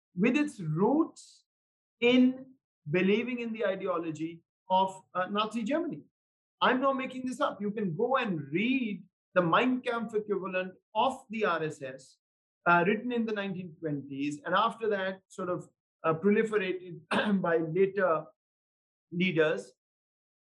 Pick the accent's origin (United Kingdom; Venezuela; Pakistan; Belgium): Pakistan; as a Pakistani